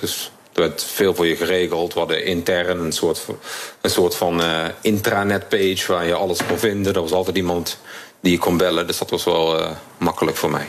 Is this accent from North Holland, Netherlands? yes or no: no; Limburg, Netherlands; moved away as an adult; now in Singapore; Ik kom natuurlijk uit Limburg, waar we wat minder direct zijn.